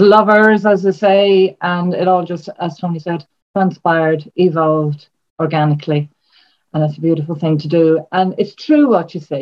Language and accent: English; Ireland; I'm from Ireland